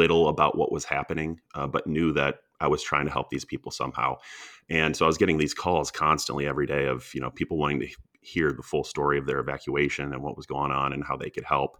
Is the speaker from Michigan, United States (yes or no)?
yes; Ann Arbor, Michigan, United States; I grew up in Ann Arbor, Michigan